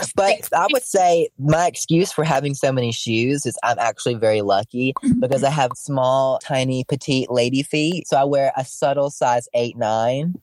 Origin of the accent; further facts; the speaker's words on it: Alabama, United States; I'm from Alabama